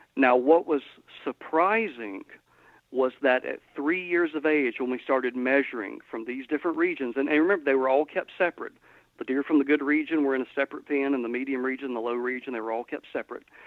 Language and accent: English; Georgia, United States; now in Mississippi, United States; where I grew up in Georgia, lat- latitudinally exactly the same place where I'm at now